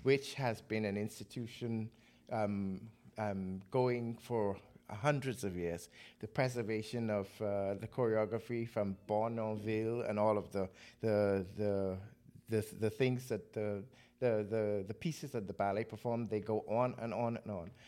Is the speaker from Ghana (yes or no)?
no; Nassau, New Providence, Bahamas; moved away as an adult; now in Denmark; growing up in the Bahamas